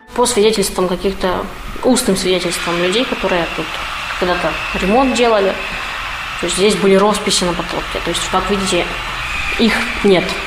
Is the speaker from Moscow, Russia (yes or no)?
no; Perm, Perm Krai, Russia; moved away; я вообще коренная пермячка. Но так получилось, что жила некоторое время вне Перми